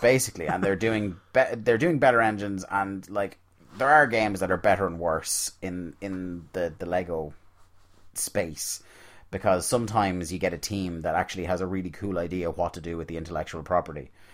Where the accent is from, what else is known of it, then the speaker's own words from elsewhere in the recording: Ireland; being Irish